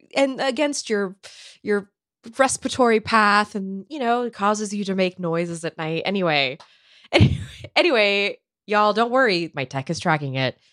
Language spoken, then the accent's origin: English; California, United States; moved away; as a Californian